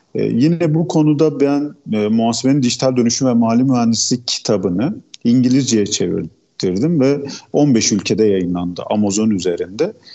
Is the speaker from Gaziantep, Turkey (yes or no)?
yes; Gaziantep, Turkey; Gaziantep doğumluyum. Gaziantep'te yaşıyorum.